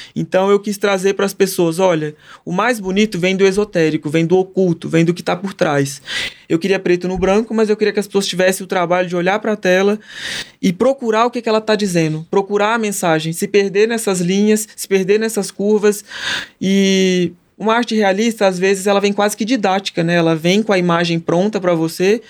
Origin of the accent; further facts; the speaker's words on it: Patrocínio, Minas Gerais, Brazil; now in São Paulo, Brazil; Tenho muita alegria de ser de patrocínio, faz questão. Quando lá em São Paulo me perguntam de onde que você é, de patrocínio, onde que fica?